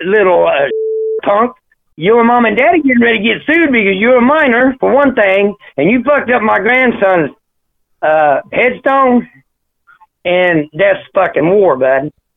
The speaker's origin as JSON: {"language": "English", "country": "United States", "also_born_or_lived": "Kentucky", "said": "I'm from Tennessee and Kentucky, both."}